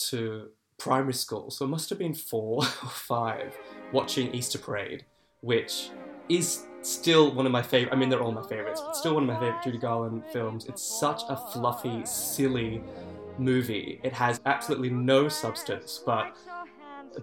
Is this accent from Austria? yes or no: no; Sutherland Shire, New South Wales, Australia; also born or lived in Sydney; Yeah, so I grew up in the Sutherland Shire